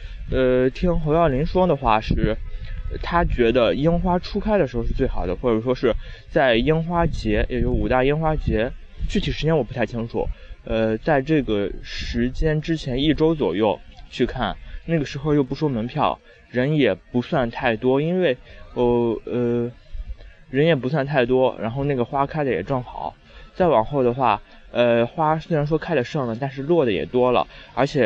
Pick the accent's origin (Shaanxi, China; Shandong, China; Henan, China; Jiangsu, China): Shandong, China; Qingdao; moved away as an adult; also born or lived in Weihai, China / Wuhan, China; 小时候是在青岛，然后大学是在威海上的。